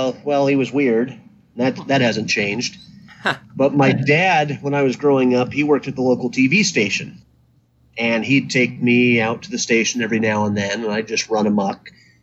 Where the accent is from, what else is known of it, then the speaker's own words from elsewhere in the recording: North Platte, Nebraska, United States; now in Cincinnati, United States; I grew up in Nebraska.